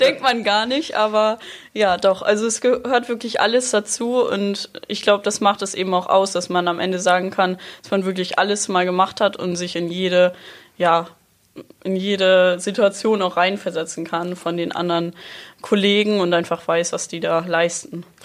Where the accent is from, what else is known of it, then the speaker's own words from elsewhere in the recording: near Rendsburg, Schleswig-Holstein, Germany; now in Sylt, Germany; Ich komme aus der Nähe von Rendsburg